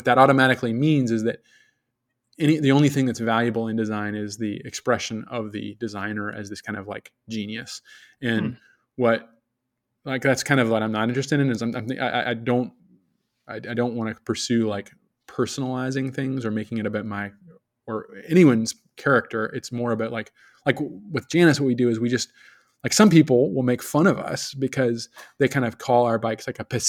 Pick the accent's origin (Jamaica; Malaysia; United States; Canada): United States; Richmond, Virginia; I'm originally from Virginia, all over Richmond, Virginia, just terrorized the city on a little, at 35 miles per hour.